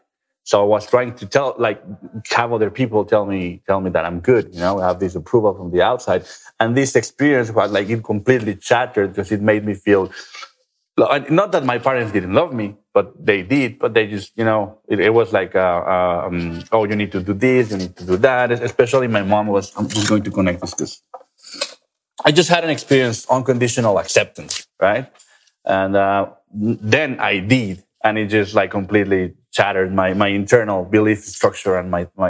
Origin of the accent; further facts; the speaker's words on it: Guadalajara, Jalisco, Mexico; I'm from Mexico, right? A very traditional country, especially in Guadalajara, where I'm from